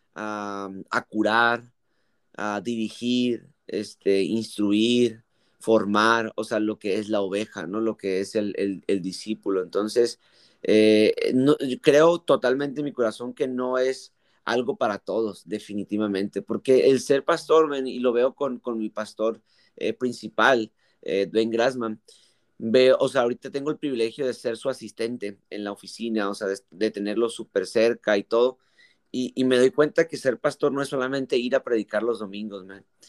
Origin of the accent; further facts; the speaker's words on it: Mexico; yo soy mexicano, eh, gracias a Dios, eh, por nacer acá en México